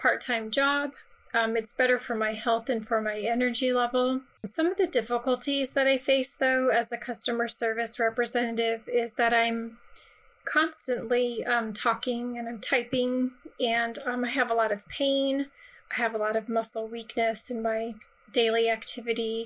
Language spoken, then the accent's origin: English; Florida, United States; I'm from Florida